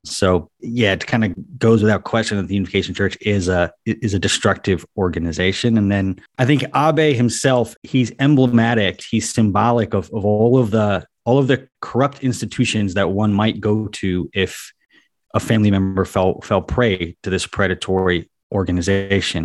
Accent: United States; I grew up in America

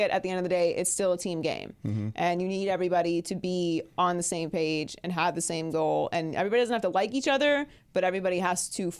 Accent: Pittsburgh, Pennsylvania, United States; I'm from Pittsburgh

